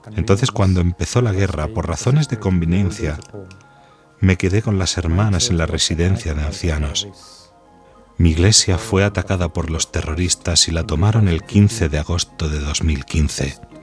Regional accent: Kerala, India; moved away; also born or lived in Yemen; de la India, del estado de Kerala

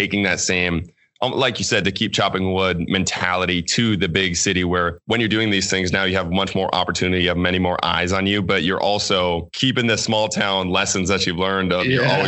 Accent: Gilman, Minnesota, United States; moved away as an adult; also born or lived in St. Paul, Minnesota; my hometown is Gilman, Minnesota, which is 260 people total.

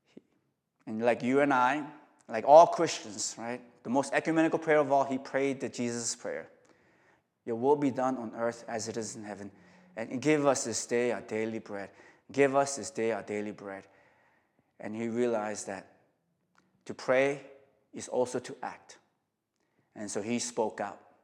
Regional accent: South Korea; now in New York, United States; I'm from Korea

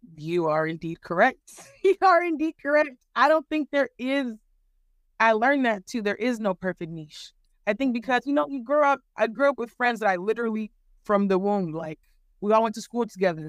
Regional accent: California, United States; also born or lived in Nigeria; now in Texas, United States; I am Nigerian American, born and raised in California. I live in Texas now.

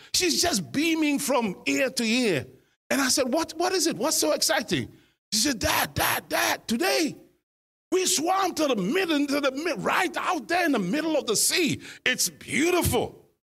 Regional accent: Ghana; now in United Kingdom; we are obviously originally from Ghana. Uh, West Africa

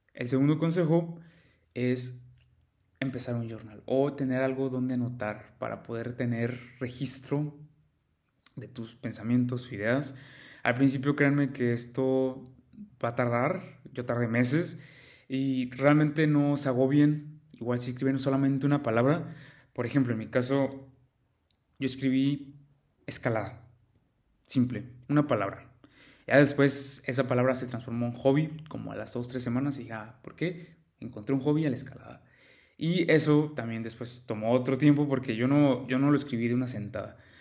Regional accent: Mexico; yo soy de México

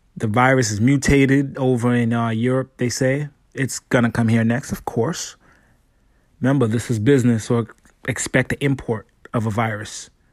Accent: New York City, New York, United States; growing up in New York City. Everything is fast, fast, fast, fast

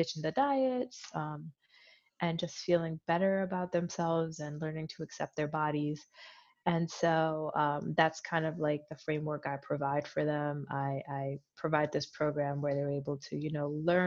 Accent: Philadelphia, Pennsylvania, United States; I grew up in Philly, so I grew up in a very diverse community.

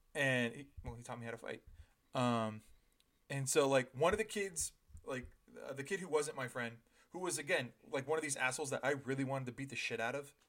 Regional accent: Ontario, Canada; I was raised in Ontario

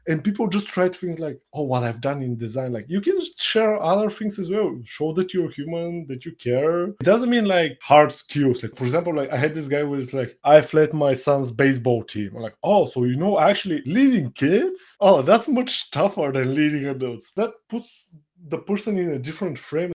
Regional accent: Bulgaria; I'm from Bulgaria

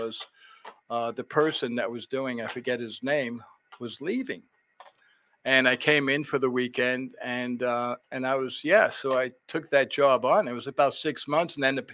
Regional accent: New York City, New York, United States; moved away as an adult; also born or lived in San Diego / Leesburg / West Virginia; now in Richmond, United States; I grew up in New York City, went to this great high school called Stuyvesant

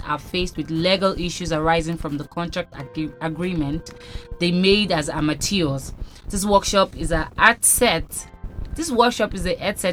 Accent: Ondo, Nigeria; I'm from Ondo State.

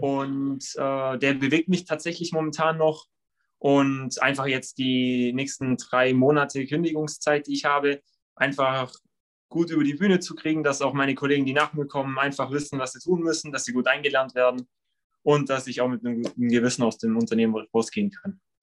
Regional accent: Leutkirch, Baden-Württemberg, Germany; ich komme aus Leutkirch

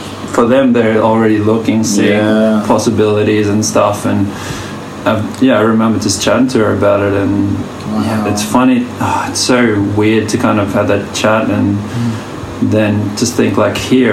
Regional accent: Australia; also born or lived in Vanuatu; I'm from Australia/Vanuatu

